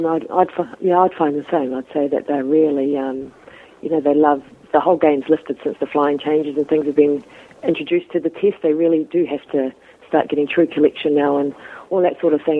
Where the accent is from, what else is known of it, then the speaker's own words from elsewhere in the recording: bottom of the North Island, New Zealand; I'm from the North Island, which is um, you know New Zealand's two parts. So it's the bottom of the North Island